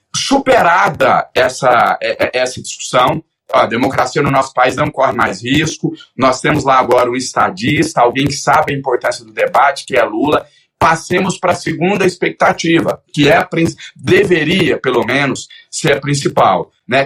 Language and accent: Portuguese; Brazil; nós enquanto brasileiros